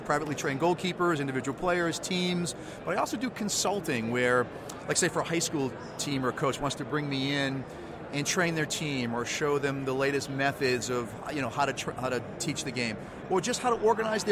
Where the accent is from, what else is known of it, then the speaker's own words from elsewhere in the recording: Weymouth, Massachusetts, United States; Weymouth North High School in my hometown of Weymouth